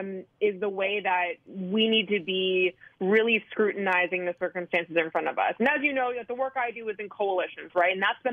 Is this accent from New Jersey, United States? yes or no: no; Wisconsin, United States; As you and as most of your listeners know, I'm from Wisconsin. I spent most of the summer in Wisconsin with my family.